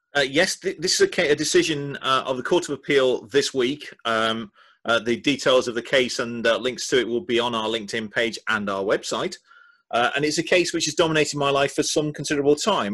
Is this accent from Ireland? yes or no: no; Yorkshire and the Humber, United Kingdom; As a Yorkshireman